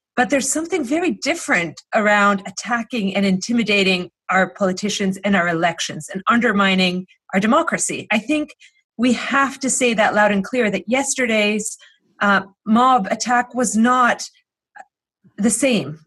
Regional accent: Greece; now in United States; I grew up in Greece

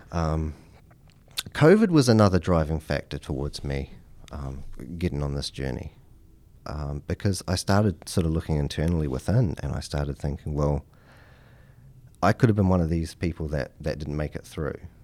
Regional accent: New Zealand; moved away as an adult; now in Henrico County, United States; I'm from New Zealand

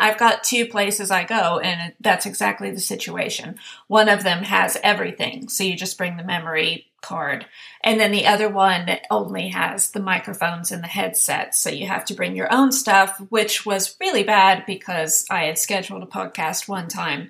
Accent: Sweden; English is a second language; So I just always say, I don't live in this country. Oh, where are you from? I'm from Sweden. Oh, your English is very good. Thank you.

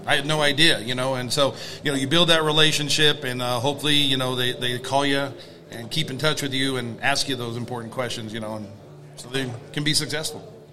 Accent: Sacramento, California, United States; I'm from Sacramento, California

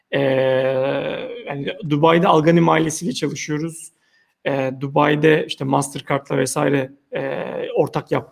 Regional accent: Turkey; E, ve ilginç bir şekilde biz Türkler olarak özellikle mesela bankacılıkta dijitalde inanılmaz iyi olduğumuzu anlatamıyoruz.

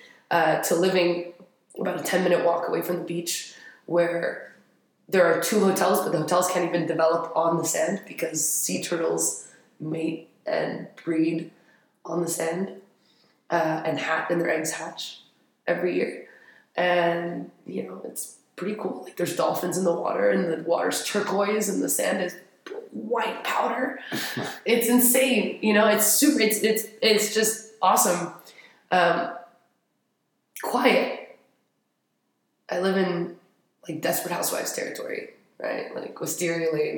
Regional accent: Paris, Île-de-France, France; moved away as an adult; also born or lived in Madrid; now in Abu Dhabi, United Arab Emirates; I grew up in Paris. I spent a quick semester in Madrid for college, but I've always been in Paris.

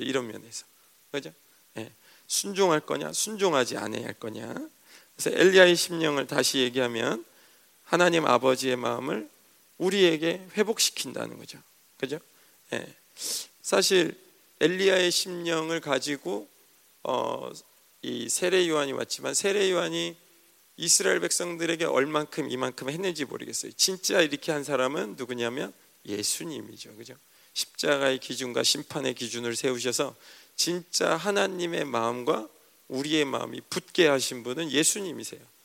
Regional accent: Seoul, South Korea; 촌사람도 아닌데 서울 사람인데

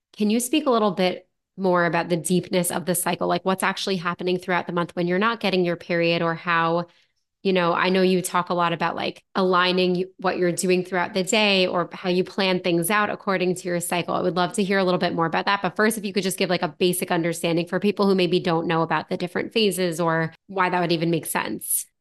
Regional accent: United States; I'm from the United States

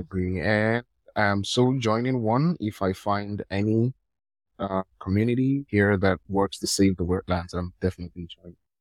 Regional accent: Nigeria; I'm from Nigeria

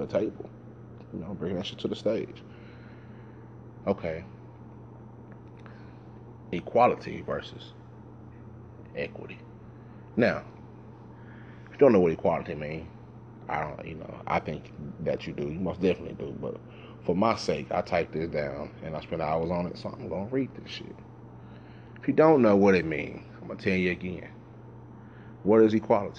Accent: Dallas, Texas, United States; Growing up in South Dallas

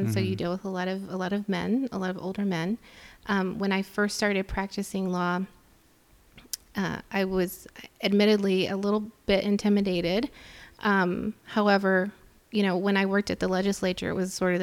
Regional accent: Texas, United States; moved away as an adult; now in Chicago, United States; growing up in Texas, growing up in a you know, Hispanic household

